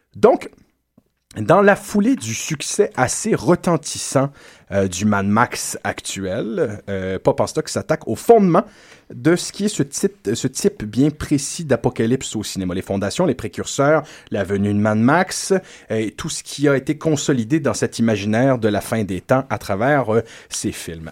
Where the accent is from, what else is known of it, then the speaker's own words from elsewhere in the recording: Quebec, Canada; chez nous, en Terre Québec